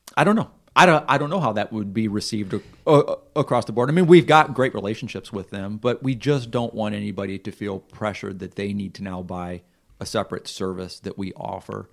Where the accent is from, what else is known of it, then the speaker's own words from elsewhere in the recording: Missouri, United States; moved away as an adult; we're from Missouri